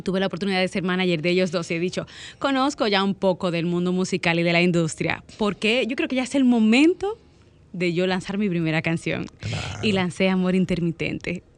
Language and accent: Spanish; Dominican Republic; soy dominicana